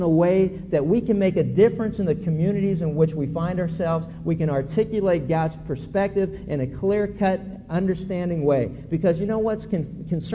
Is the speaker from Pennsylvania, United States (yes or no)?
yes; Pennsylvania, United States; when I was a kid growing up in Pennsylvania